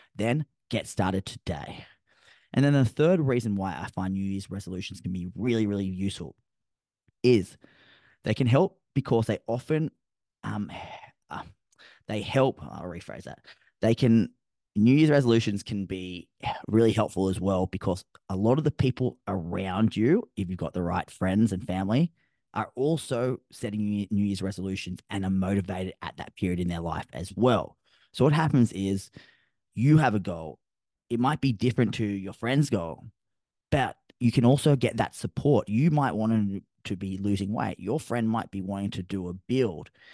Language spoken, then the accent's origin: English; Sydney, New South Wales, Australia; now in Gold Coast, Australia; I'm from Sydney originally